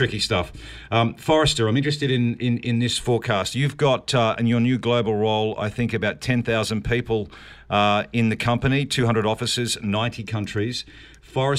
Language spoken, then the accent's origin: English; New Zealand; I am a New Zealander